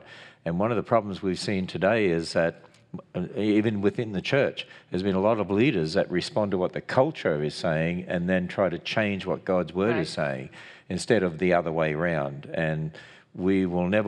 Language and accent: English; Australia; I'm an Australian.